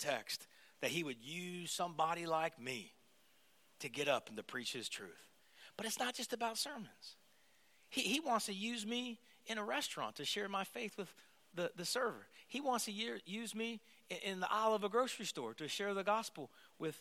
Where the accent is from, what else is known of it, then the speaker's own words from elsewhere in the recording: United States; moved away as an adult; now in Toronto, Canada; I'm American